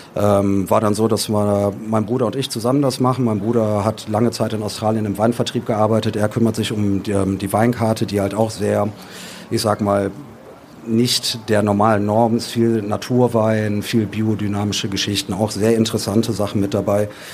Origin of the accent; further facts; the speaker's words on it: Düsseldorf, North Rhine-Westphalia, Germany; wir sind Düsseldorfer selber